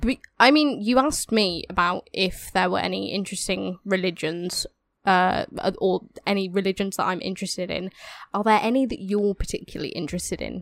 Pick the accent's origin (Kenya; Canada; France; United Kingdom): United Kingdom; England